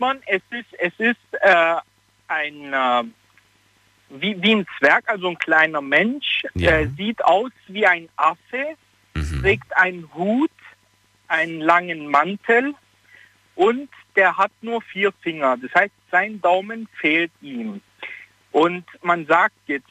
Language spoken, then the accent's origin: German; Italy; ich bin Italiener und bei uns gibt es auch so dieses Aberglaube